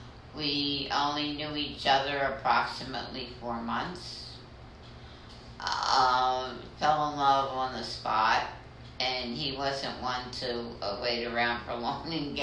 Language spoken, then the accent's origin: English; Philadelphia, Pennsylvania, United States; born or raised there